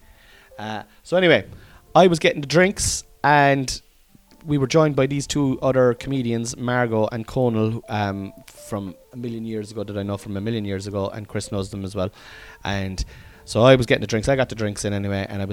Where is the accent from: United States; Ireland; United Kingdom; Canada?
Ireland; Cork, Munster; accent: Cork; I was accentuating my Cork accent